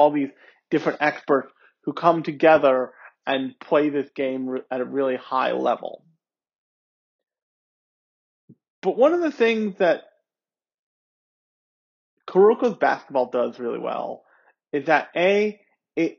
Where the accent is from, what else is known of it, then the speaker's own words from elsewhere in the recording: United States; I grew up around in America when Shaq was still a thing